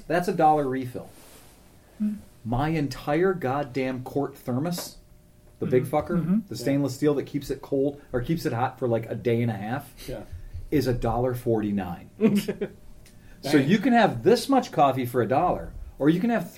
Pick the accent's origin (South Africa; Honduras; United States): United States; I am an American